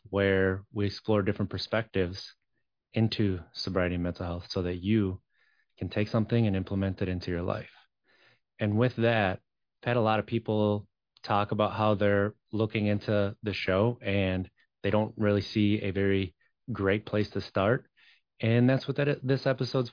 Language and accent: English; just outside of Green Bay, a small town in Wisconsin, United States; also born or lived in Madison; I grew up in Wisconsin, a small town in Wisconsin, just outside of Green Bay.